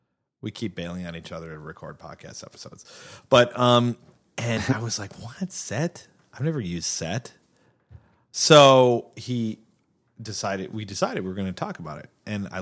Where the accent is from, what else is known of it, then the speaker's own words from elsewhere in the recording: Wisconsin, United States; accent: Wisconsin; Yeah, I could whip out my, I could whip out my Wisconsin accent